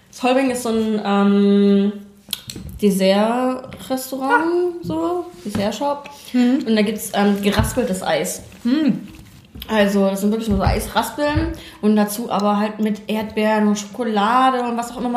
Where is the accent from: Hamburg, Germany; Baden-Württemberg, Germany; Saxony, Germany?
Saxony, Germany; ich bin halt im Erzgebirge aufgewachsen